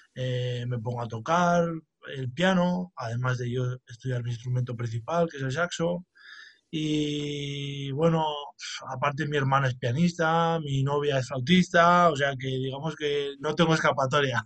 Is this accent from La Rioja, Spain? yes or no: yes; La Rioja, Spain; aquí en mi tierra, que es La Rioja